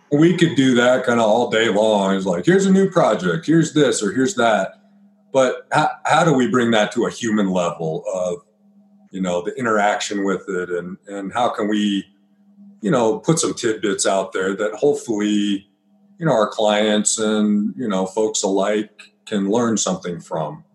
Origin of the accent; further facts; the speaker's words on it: Byers, Colorado, United States; I grew up in Byers, Colorado